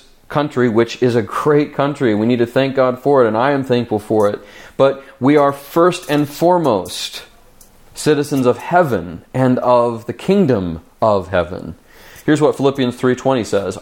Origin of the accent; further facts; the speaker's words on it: United States; we as the American church